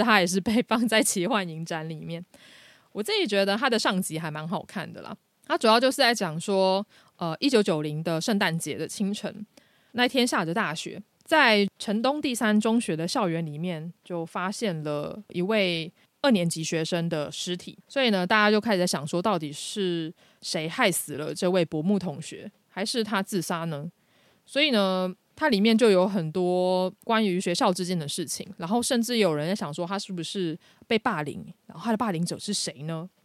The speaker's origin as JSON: {"language": "Chinese", "country": "Taiwan", "said": "这个并不是我们台湾人平常会用的词"}